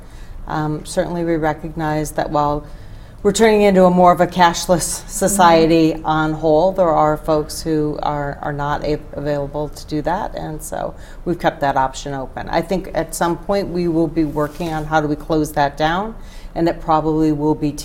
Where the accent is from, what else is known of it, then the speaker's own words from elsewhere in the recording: Rochester, New York, United States; moved away as an adult; now in Grand Rapids, United States; So born and raised in Rochester, New York.